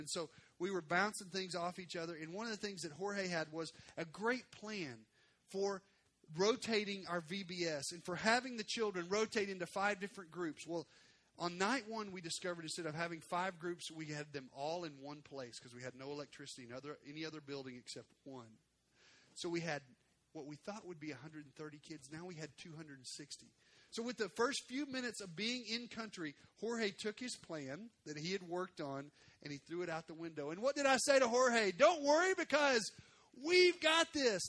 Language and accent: English; Arkansas, United States; moved away; I'm from Arkansas.